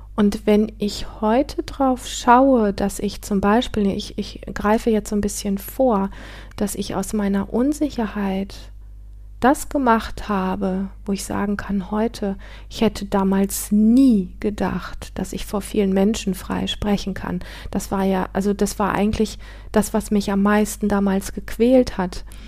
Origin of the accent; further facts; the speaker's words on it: Northern Germany, Germany; moved away as an adult; meinen Heimatort verlassen. Ich bin mit 19 von, ähm, vom nördlichen Teil Deutschlands in den südlichen Teil gezogen